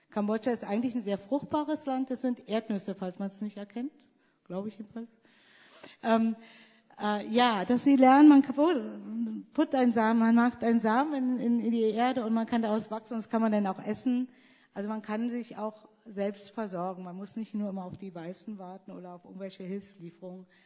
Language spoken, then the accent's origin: German; Germany; moved away; Ich, ich, bin eigentlich keine richtige Deutsche mehr.